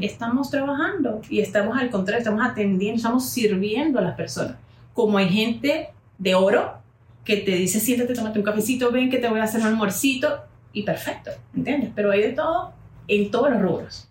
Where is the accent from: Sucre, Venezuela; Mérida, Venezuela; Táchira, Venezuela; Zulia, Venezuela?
Táchira, Venezuela; San Cristóbal; yo estaba en ese momento en San Cristóbal, Táchira, Venezuela, de donde soy